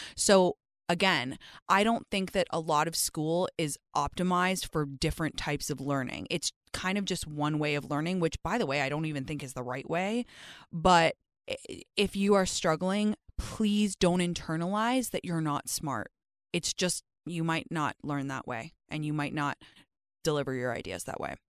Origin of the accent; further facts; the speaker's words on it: London, United Kingdom; accent: British; moved away as an adult; also born or lived in Stanford, California, United States; I grew up in London, so the school system was super different